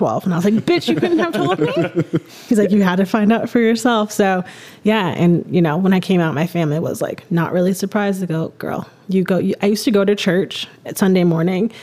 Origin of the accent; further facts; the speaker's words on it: Hamden, Connecticut, United States; moved away as an adult; now in Austin, United States; the demographics in my hometown of Hamden was about 60,000 people lived there in 2008